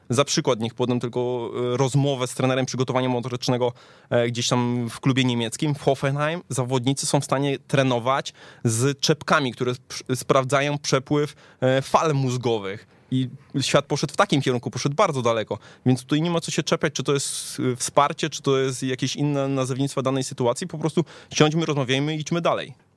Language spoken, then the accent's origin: Polish; Tychy, Silesian Voivodeship, Poland; pochodzę z Tychów